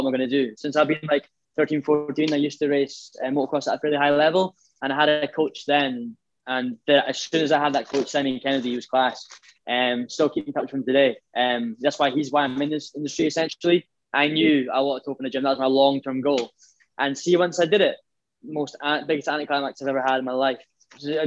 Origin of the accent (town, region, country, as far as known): Scotland, United Kingdom